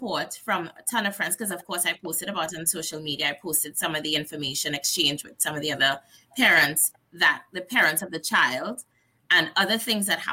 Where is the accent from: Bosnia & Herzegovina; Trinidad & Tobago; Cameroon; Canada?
Trinidad & Tobago; also born or lived in New Jersey / Delaware; now in Missouri, United States; we are from Trinidad and Tobago, and we're really close to Venezuela